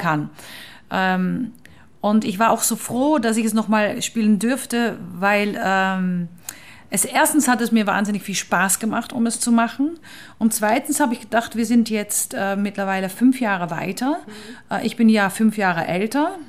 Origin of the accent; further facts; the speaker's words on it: Netherlands; German is a second language; moved away; ich bin Holländerin